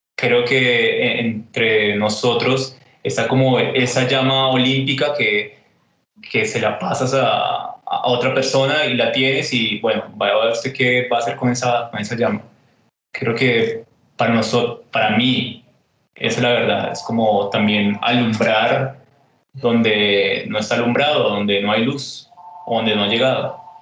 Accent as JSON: {"language": "Spanish", "region": "Bogotá", "country": "Colombia", "tie": "born or raised there", "also_born_or_lived": "Honda, Tolima / Buenos Aires, Argentina", "moved": "yes", "lives_now": "Medellín, Colombia", "said": "yo nací en Onda, me crié en Bogotá, viví en Buenos Aires y ahora estoy aquí en Medellín"}